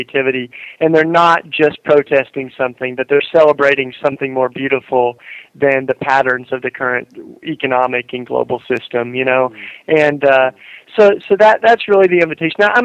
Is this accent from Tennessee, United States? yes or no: yes; East Tennessee, United States; moved away; I grew up in East Tennessee in the South here